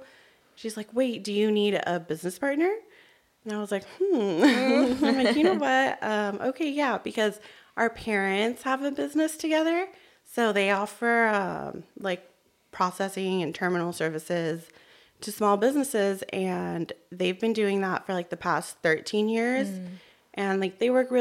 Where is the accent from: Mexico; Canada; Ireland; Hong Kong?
Mexico; born there; moved away; also born or lived in Arizona / Tennessee / California; Hi, everyone. … I was born in Mexico, but I've lived in different places. So I've lived in Arizona, in Tennessee, and California.